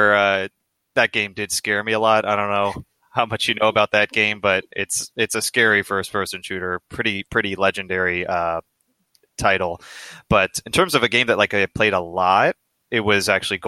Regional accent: United States; male growing up in America

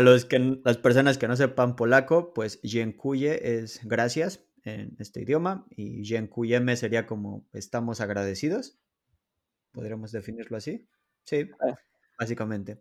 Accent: Mexico; moved away as an adult; now in Poland; Soy un mexicano viviendo en Polonia desde el año 2013.

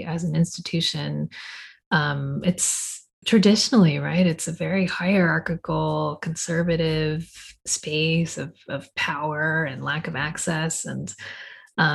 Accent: Fresno, California, United States; I'm a poet from Fresno

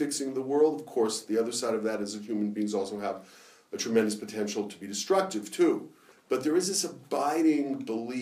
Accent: Los Angeles, California, United States; I grew up in Los Angeles, in the Orthodox community in Los Angeles.

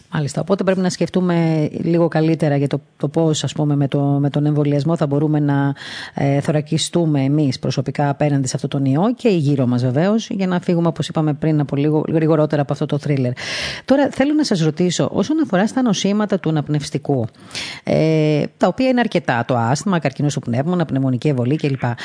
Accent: Greece; σαν Ελληνίδα

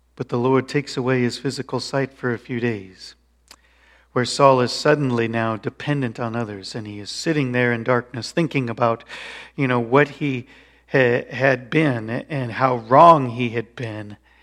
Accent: Colorado, United States; moved away; I grew up in Colorado

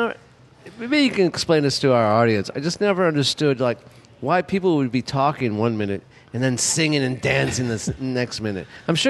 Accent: Los Angeles, California, United States; I grew up in Los Angeles, where you're born into it. You know, everyone has a shot at Hollywood, and everyone does it in, you know, junior high.

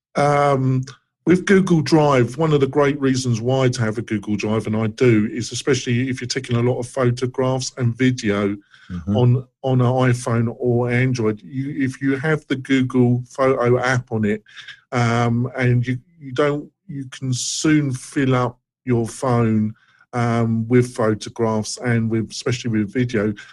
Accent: England, United Kingdom; moved away; I come from England

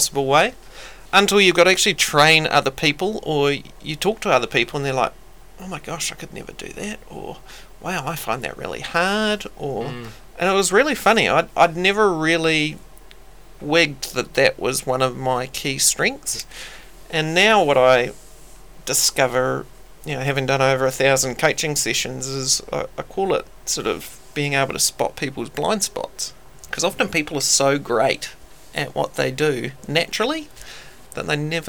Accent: Wellington, New Zealand; also born or lived in Palmerston North; I'm from Wellington

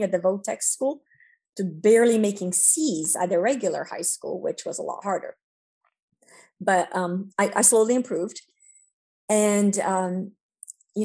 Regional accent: New Jersey, United States; English is a second language; We lived there for 20 years. And try to leave the entire 20 years because we got stuck in New Jersey without a Romanian community. And we didn't speak English, and my parents didn't speak English.

